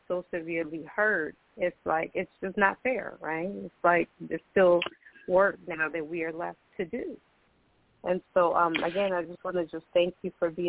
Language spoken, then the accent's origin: English; Boston, Massachusetts, United States; I grew up in Boston